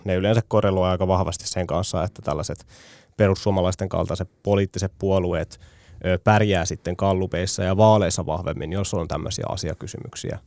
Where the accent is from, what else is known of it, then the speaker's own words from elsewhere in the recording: Tampere, Pirkanmaa, Finland; Tampereella kotikaupungissani